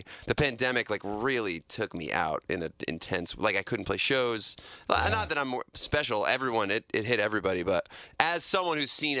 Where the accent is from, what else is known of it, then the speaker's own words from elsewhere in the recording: New York, United States; I'm from New York, so I can get pretty chill.